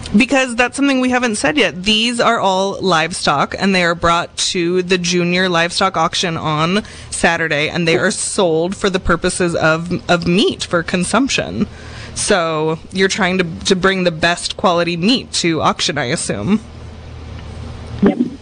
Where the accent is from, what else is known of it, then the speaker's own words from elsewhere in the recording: Seattle, Washington, United States; we grew up in Seattle